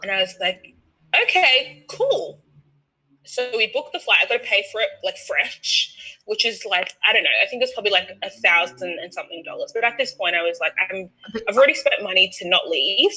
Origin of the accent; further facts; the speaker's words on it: Australia; I'm Australian.